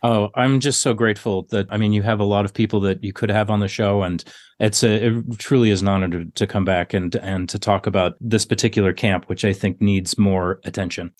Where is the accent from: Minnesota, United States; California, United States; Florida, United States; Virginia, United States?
Minnesota, United States; now in South Dakota, United States; my home state of Minnesota